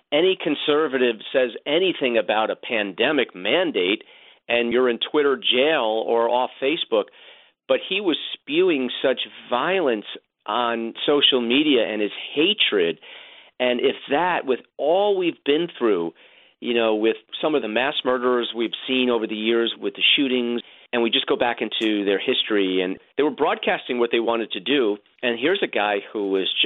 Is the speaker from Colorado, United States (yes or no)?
no; New Yorker, United States; As a New Yorker